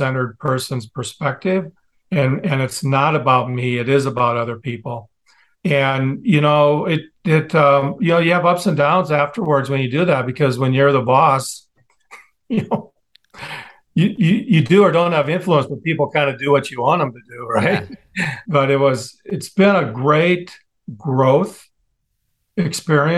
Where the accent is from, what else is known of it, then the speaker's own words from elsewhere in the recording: Midwest, United States; I grew up in the Midwest